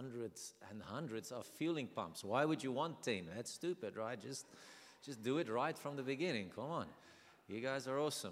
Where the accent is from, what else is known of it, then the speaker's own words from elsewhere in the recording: South Africa; English is a second language; So we are South African. We're born and bred South African